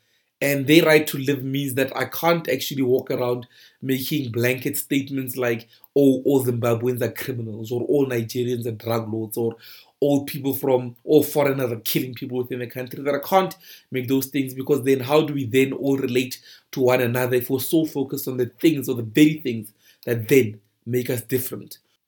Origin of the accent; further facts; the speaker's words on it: South Africa; people are robbing me because I'm a South African, or people are robbing me because I'm black.